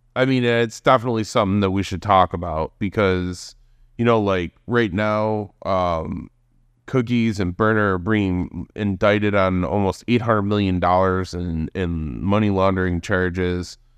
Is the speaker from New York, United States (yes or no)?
yes; Hamburg, New York, United States; in Hamburg, right outside of Buffalo, in the suburbs